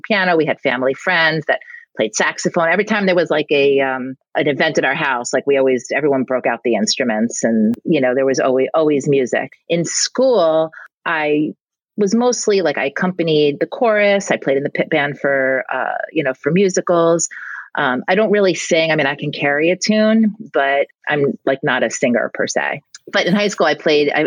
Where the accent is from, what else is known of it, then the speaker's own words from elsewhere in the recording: New York, United States; now in New Jersey, United States; I grew up in New York